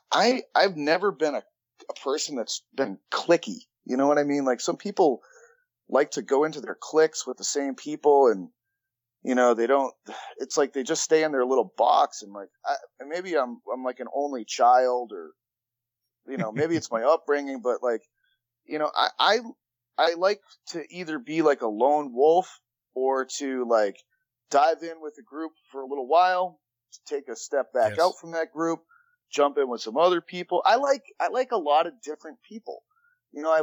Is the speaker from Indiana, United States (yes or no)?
no; Massachusetts, United States; now in New York, United States; I'm from Massachusetts and now I live in New York